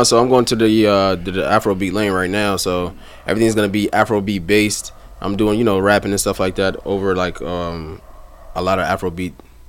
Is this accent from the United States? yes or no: yes; New York City, New York, United States; also born or lived in Nigeria (ancestry) / White Plains, New York; I'm an artist out of the Bronx, New York, Soundview, in White Plains. I have a Nigerian background. I'm Nigerian, 26.